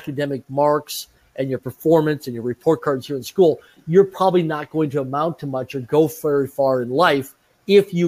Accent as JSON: {"language": "English", "town": "Swift Current", "region": "Saskatchewan", "country": "Canada", "tie": "born or raised there", "said": "I grew up in Swift Current, Saskatchewan, Canada, small rural community of less than 20,000 people in population."}